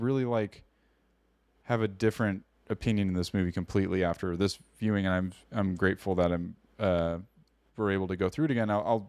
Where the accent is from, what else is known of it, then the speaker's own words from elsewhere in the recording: California, United States; We're Californians. We're dumb Yankees over here.